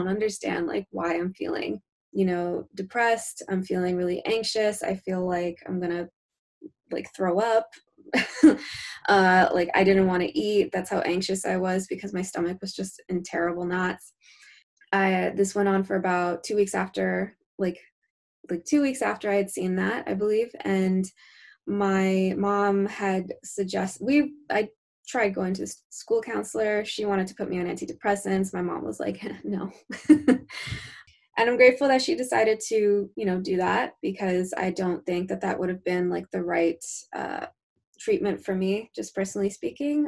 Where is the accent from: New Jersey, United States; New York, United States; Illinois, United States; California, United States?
New Jersey, United States; I hail from New Jersey